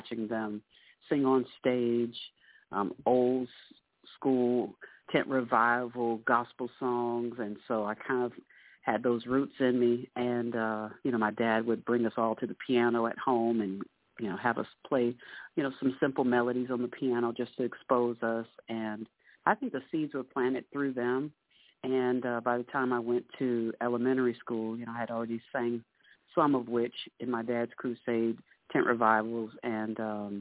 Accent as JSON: {"language": "English", "town": "Orlando", "region": "Florida", "country": "United States", "tie": "born or raised there", "also_born_or_lived": "Lafayette, Louisiana", "said": "I live in Apopka, grew up in Orlando throughout my life, originally from Louisiana, and grew up here in Central Florida"}